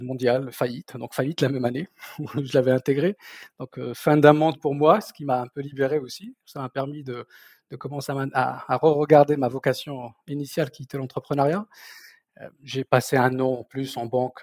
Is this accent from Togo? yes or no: no; southern Morocco, Morocco; first language Berber; French is a second language; moved away as an adult; also born or lived in Orléans, France; now in France; je, suis né au sud du Maroc, d'une famille de commerçants du Sahara